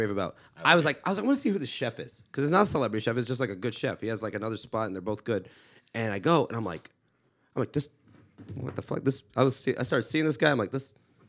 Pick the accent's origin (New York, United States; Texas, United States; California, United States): California, United States; Inglewood; I was born in Inglewood